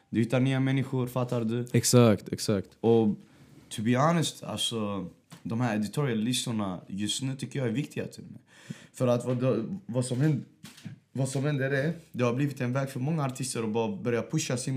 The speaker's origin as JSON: {"language": "Swedish", "town": "Västerås", "region": "Västmanland", "country": "Sweden"}